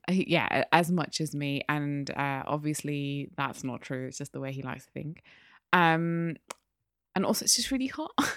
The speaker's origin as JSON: {"language": "English", "town": "Newcastle upon Tyne", "region": "North East England", "country": "United Kingdom", "said": "I'm from Newcastle."}